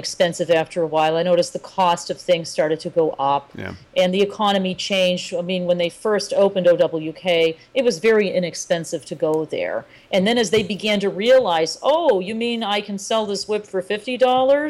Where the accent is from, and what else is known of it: United States